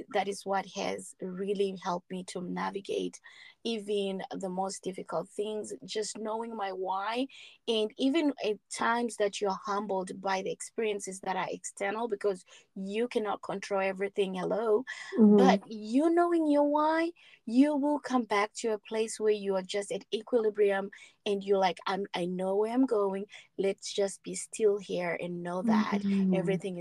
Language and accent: English; Zimbabwe; moved away as an adult; also born or lived in South Africa; we're coming from Zimbabwe